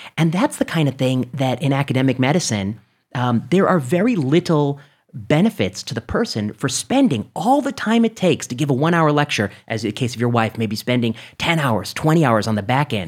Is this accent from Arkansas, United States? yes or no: no; Indiana, United States; moved away; I grew up in the Midwest. I grew up in, you know, Indiana